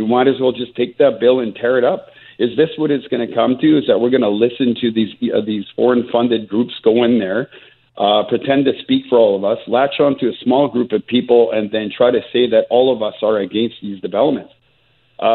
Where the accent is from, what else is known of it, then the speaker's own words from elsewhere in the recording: British Columbia, Canada; as British Columbian and as a Canadian, this is not who we are.